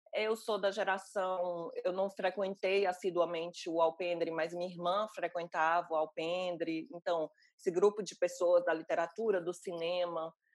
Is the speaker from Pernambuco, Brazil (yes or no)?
no; Fortaleza, Ceará, Brazil; moved away; no Ceará, eu sou cearense